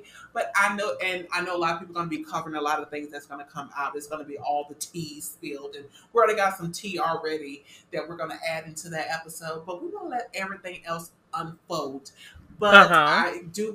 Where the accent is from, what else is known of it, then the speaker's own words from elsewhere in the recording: the South, United States; We're from the South